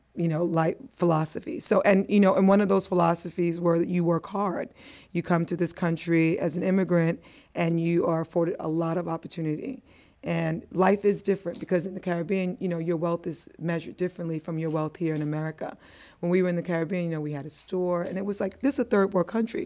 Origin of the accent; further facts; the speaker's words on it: New York, United States; accent: American; also born or lived in Antigua; I'm a West Indian girl, but I was raised in the Bronx